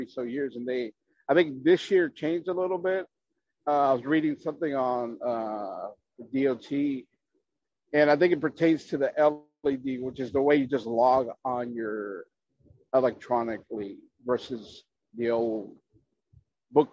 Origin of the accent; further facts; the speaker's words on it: Chicago, Illinois, United States; now in San Antonio, United States; I'm originally from Chicago